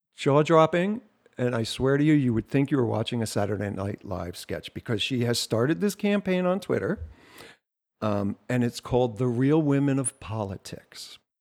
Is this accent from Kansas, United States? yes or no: no; New Jersey, United States; I'm from Jersey.